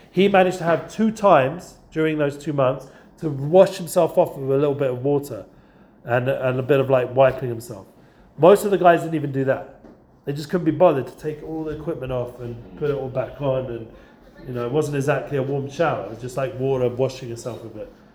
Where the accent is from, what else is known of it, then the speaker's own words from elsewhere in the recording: England, United Kingdom; now in Israel; I'm English.